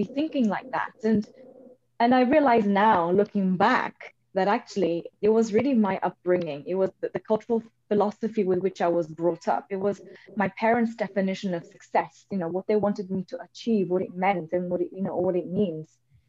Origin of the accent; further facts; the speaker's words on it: Portugal; So for me, I was brought up, I grew up in Portugal to Indian parents. So from a very early age, I have been used to being in an environment which wasn't sort of my own and where I stood out and I was different.